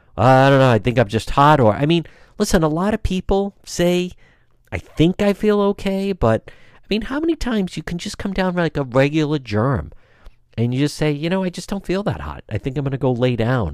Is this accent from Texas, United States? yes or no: no; Cranston, Rhode Island, United States; Cranston, Rhode Island, my hometown